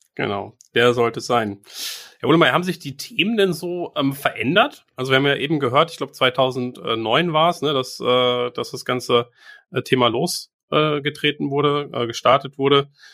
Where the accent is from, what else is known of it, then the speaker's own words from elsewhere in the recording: Bielefeld, North Rhine-Westphalia, Germany; selbst wirklich als geborener Bielefelder, als überzeugte Bielefelder, wir sind privat hier